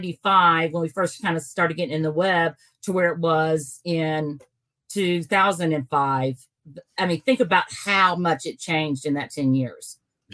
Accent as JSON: {"language": "English", "region": "Kentucky", "country": "United States", "said": "we're from Kentucky"}